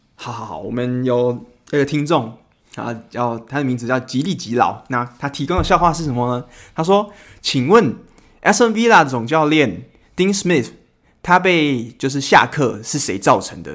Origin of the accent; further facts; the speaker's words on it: Taiwan; 我们台湾人就是我们喜欢看到奖品要很丰盛